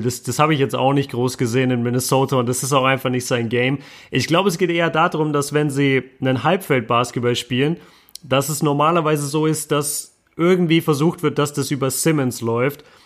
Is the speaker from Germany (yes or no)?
yes; Bochum, North Rhine-Westphalia, Germany; weit weg von meinem Heimatort äh, Bochum zurzeit